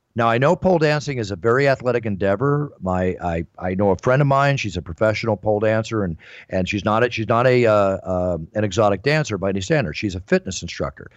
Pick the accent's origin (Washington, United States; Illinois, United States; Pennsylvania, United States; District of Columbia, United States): Pennsylvania, United States; Philadelphia; moved away; also born or lived in Dallas; I was raised a lot many years in my hometown, which I consider, which is Philadelphia